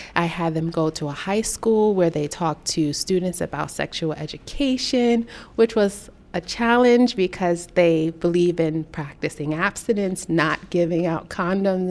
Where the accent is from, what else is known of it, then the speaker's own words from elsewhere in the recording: New York City, New York, United States; I grew up in Brooklyn, New York, where there aren't a lot of resources.